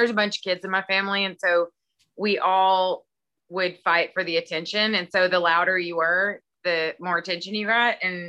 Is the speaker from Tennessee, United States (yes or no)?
no; Texas, United States; Well, I mean, you know, I'm from East Texas and people where I'm from don't.